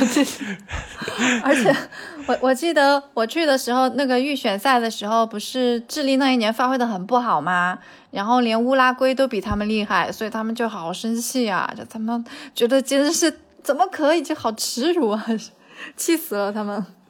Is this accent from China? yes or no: yes; China; moved away as an adult; also born or lived in Santiago, Chile; 我们这里多了一个中国人